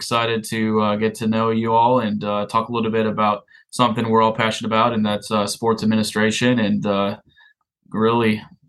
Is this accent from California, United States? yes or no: no; Big Rapids, Michigan, United States; moved away; Ferris State University in Big Rapids, Michigan is actually my hometown. And so I grew up running around in the sidelines at Top Tiger Field.